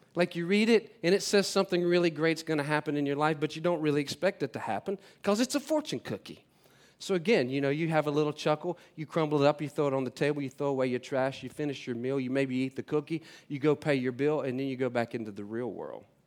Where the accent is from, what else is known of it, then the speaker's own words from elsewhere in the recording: North Carolina, United States; moved away; I'm from North Carolina, uh, originally. Uh, I grew up in a f, a family of six up there